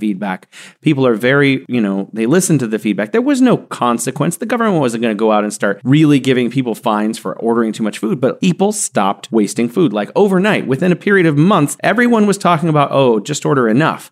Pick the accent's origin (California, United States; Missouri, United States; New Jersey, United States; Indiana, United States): California, United States; San Joaquin Valley; moved away as an adult; also born or lived in Beijing, China; now in Wuhan, China; I grew up in the Central Valley of California called the San Joaquin Valley